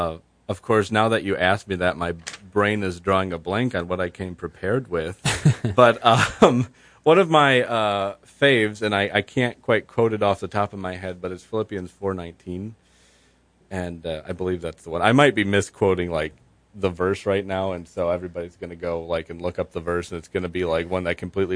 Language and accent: English; Byron Township, United States; I'm working with a group of citizens in my hometown of Byron Township